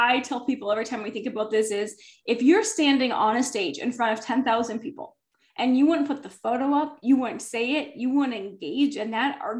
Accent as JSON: {"language": "English", "region": "Minnesota", "country": "United States", "said": "I'm from northern Minnesota, like almost Canadian. That's why my accent sticks out at times."}